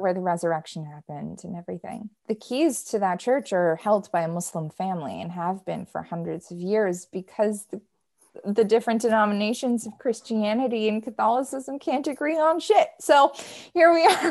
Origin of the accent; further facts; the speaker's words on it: United States; me being an American